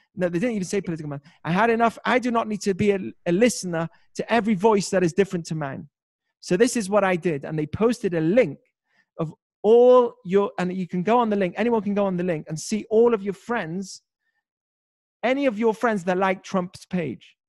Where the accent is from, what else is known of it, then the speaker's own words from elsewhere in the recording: United Kingdom; now in United States; I'm British